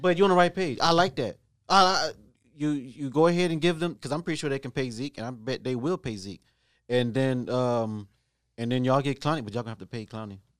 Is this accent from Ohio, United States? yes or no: yes; Ohio, United States; I am from Ohio